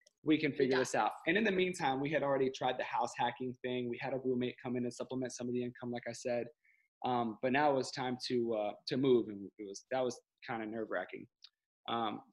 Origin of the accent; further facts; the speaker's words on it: Florida, United States; moved away as an adult; also born or lived in California; We were lucky enough to get stationed back in Florida. It's my hometown, my home state, where I met Kayla.